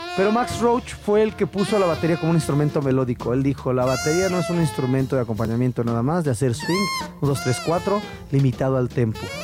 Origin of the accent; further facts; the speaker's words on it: Mexico City, Mexico; accent: chilango; first language Spanish; A mí me encanta mi acento chilango.